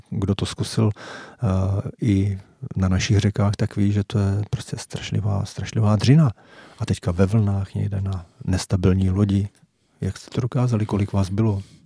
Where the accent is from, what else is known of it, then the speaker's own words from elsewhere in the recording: Jaroměř, Hradec Králové Region, Czechia; moved away; oba pocházíme z Jaroměře